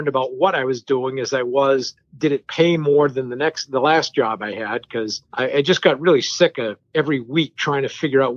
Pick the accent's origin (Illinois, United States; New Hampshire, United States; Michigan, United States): New Hampshire, United States; first language French; English is a second language; I grew up in New Hampshire, in a small French Canadian enclave in New Hampshire